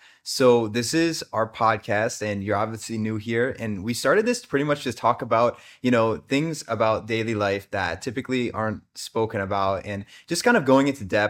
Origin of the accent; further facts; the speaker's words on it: United States; Like literally from opposite places on the planet. Like I'm from America.